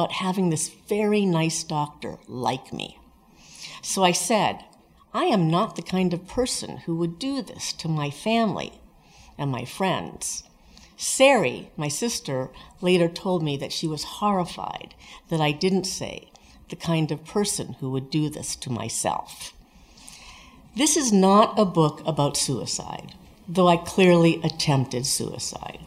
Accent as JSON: {"language": "English", "town": "Sonoma", "region": "California", "country": "United States", "said": "I'm from Sonoma"}